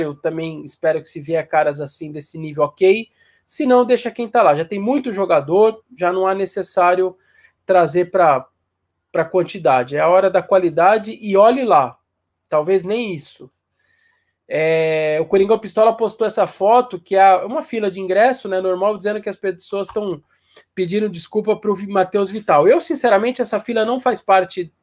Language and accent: Portuguese; São Paulo, Brazil; Eu, eu sou da Zona Norte de São Paulo, aqui do Tucuruvi